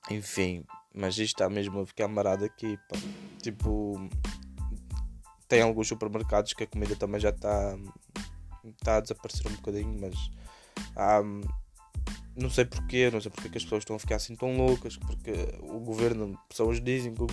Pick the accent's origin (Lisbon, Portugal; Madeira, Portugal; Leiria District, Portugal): Madeira, Portugal; now in England; Eh, eu sou da Madeira, mas em 2016 vim para a Inglaterra viver para ter uma vida melhor.